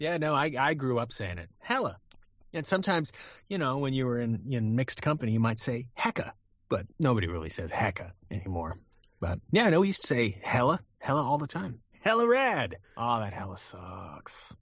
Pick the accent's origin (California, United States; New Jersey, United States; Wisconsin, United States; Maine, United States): California, United States; I grew up in California